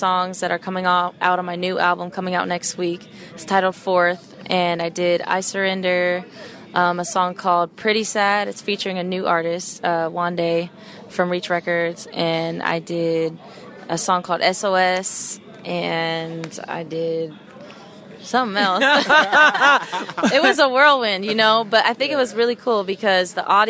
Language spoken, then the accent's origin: English; Sacramento, California, United States; moved away as an adult; also born or lived in St. Louis / Louisville / Inglewood area, California; I'm from Sacramento, California, so up north